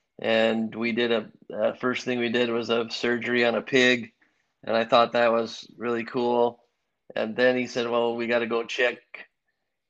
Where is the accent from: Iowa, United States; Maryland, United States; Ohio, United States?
Iowa, United States; Ames; also born or lived in Chicago, Illinois; I grew up in Ames, Iowa